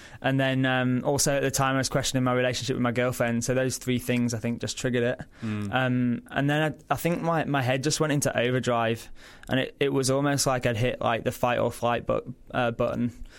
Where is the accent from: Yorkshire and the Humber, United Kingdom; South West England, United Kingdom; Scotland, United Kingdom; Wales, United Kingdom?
Yorkshire and the Humber, United Kingdom; also born or lived in London; now in Australia; Originally from Yorkshire in England. So I did my degree in that. I then went to work in London, followed everyone's dreams and hopes of going to the big smoke.